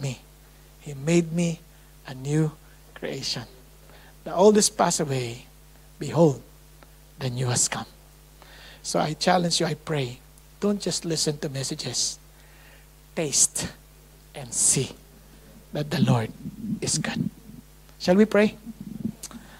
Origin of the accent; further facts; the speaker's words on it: Marikina, Metro Manila, Philippines; English is a second language; I grew up in Marikina